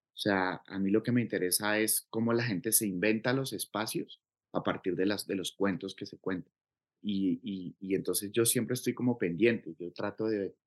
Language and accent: Spanish; Cauca, Colombia; yo crecí aquí en el Cauca